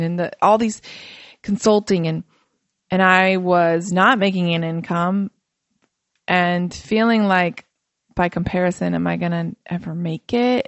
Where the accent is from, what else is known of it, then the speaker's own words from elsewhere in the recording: Fort Wayne, Indiana, United States; I grew up in Fort Wayne, Indiana, and, um, I'm Macedonian